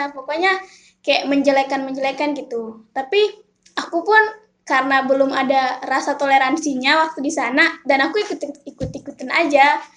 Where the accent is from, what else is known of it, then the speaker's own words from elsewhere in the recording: Sorong, Southwest Papua, Indonesia; kalau aku sendiri kan aku juga besarnya di Sorong gitu jadi kayak udah lihat teman-teman yang dari Papua tuh kayak udah biasa aja gitu karena aku besarnya juga di sana gitu